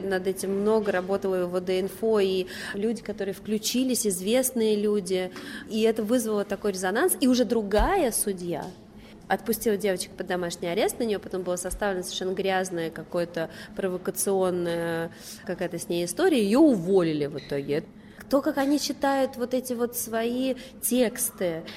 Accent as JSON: {"language": "Russian", "region": "Moscow", "country": "Russia", "tie": "born or raised there", "said": "я родилась и выросла в Москве"}